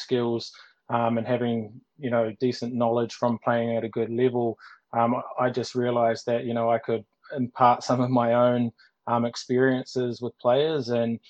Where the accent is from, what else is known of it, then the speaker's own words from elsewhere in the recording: New Zealand; moved away as an adult; now in Ireland; certainly when I came from New Zealand into Ireland, and I was still playing and only finished a couple of years ago.